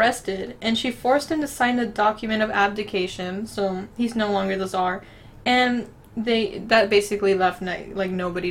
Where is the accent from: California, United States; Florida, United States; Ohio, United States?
Florida, United States; accent: Florida; We're from the Florida accent. We have no accent, what are we talking about?